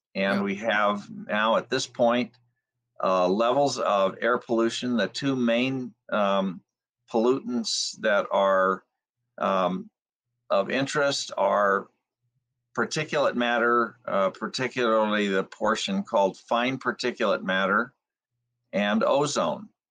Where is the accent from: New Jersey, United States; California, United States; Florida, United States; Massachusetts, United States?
California, United States; Alhambra; I was born in Los Angeles County in the city of Alhambra, and um, I lived in some of the smoggiest areas of Los Angeles in the middle of the 20th century